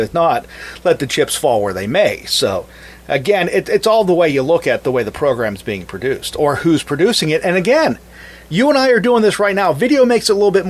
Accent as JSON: {"language": "English", "town": "Mars", "region": "Pennsylvania", "country": "United States", "tie": "born or raised there", "moved": "as an adult", "lives_now": "Brownsville, United States", "said": "I'm actually born and raised in Mars, Pennsylvania, north of the city of Pittsburgh."}